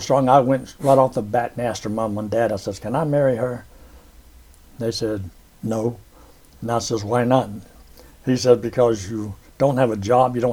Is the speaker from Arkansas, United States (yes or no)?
no; Georgia, United States; they wound up moving to Georgia after about 6 months, and so I was raised in the South